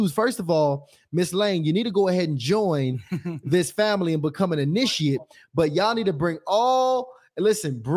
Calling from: Memphis, Tennessee, United States

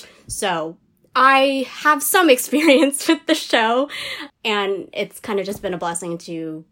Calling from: New York, United States; I am currently calling from San Diego, California, although I do reside in New York.

